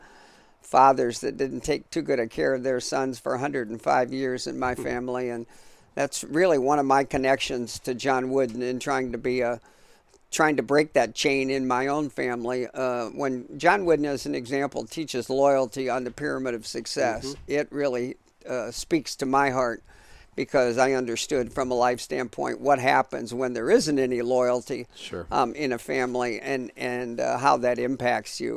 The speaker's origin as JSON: {"language": "English", "town": "Shelby", "region": "Ohio", "country": "United States", "tie": "born or raised there", "also_born_or_lived": "Kalamazoo, Michigan", "moved": "as an adult", "said": "I grew up in northern Ohio, a small town about 10,000 people in Shelby, Ohio."}